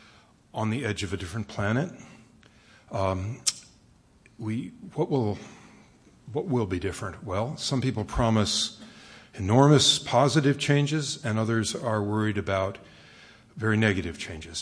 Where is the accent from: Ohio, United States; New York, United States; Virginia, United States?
New York, United States; Westchester; moved away; I grew up out in Westchester